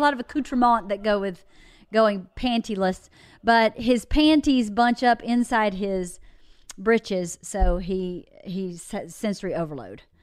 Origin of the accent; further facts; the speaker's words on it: the South, United States; moved away; I grew up in the South